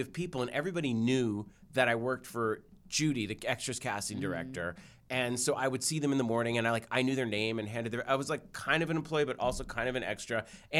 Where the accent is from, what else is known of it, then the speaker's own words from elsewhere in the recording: Newton, Massachusetts, United States; I grew up in Newton in Jewish houses